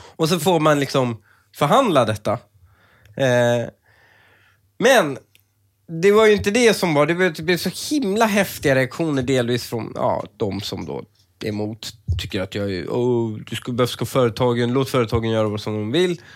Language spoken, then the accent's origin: Swedish; Sweden; som svensk